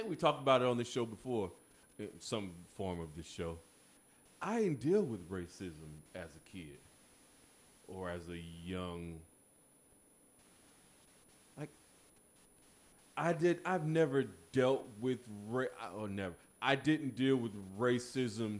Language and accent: English; Melbourne, Florida, United States; growing up in my little small city in Melbourne, Florida, we was the majority